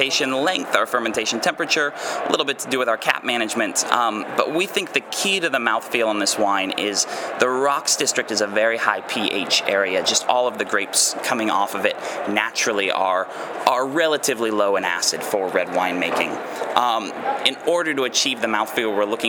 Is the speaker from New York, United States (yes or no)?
no; Pendleton, Oregon, United States; moved away as an adult; now in Walla Walla, United States; I had moved back to my hometown of Pendleton, Oregon